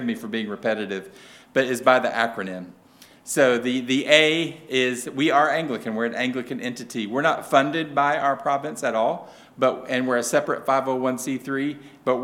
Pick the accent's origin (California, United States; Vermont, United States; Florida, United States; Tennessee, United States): Tennessee, United States; accent: southern; I am from Tennessee, so if you can't understand my southern accent